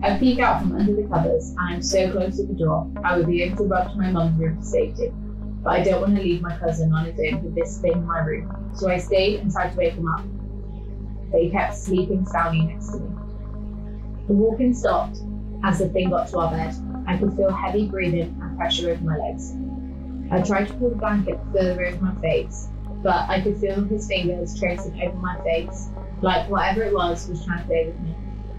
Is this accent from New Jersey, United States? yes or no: yes; New Jersey, United States; I think the scariest by far was when I was a kid growing up in New Jersey.